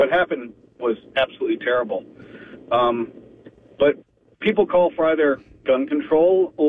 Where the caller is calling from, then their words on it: Daytona Beach, Florida, United States; Hey, guys. It's … in Daytona.